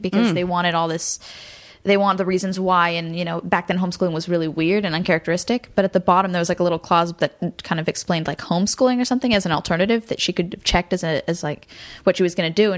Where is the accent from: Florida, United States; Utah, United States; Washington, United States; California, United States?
California, United States; Garden Grove; also born or lived in Burbank / Hollywood; I was born in Garden Grove in Orange County and lived there my whole life until I moved to Burbank when I was like 17